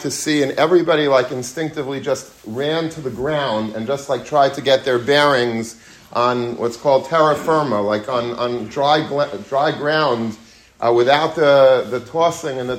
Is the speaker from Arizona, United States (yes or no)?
no; Long Beach, New York, United States; When I was a young child, I grew up in Long Beach, Long Island